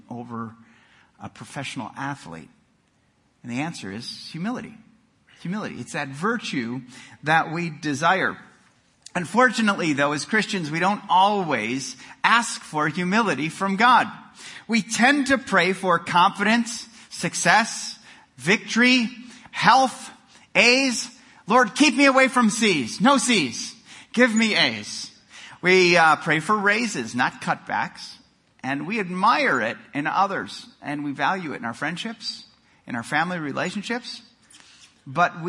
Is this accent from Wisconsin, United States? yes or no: yes; Milwaukee, Wisconsin, United States; moved away; I grew up in Milwaukee, Wisconsin